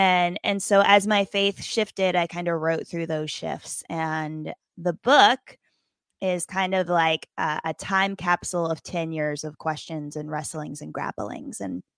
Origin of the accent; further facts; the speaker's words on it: Appalachia, United States; now in Wisconsin, United States; I grew up in right on the West Virginia-Virginia border. So in the Appalachian Mountains. And, I do miss the mountains.